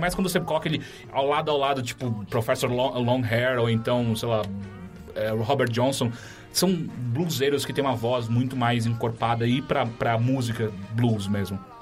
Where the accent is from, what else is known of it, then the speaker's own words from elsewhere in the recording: São Paulo, Brazil; Quando eu era moleque, eu cresci na Zona Norte